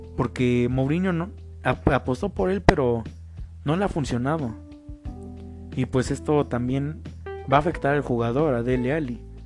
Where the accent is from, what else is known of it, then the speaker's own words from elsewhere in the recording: Mexico; yo soy mexicano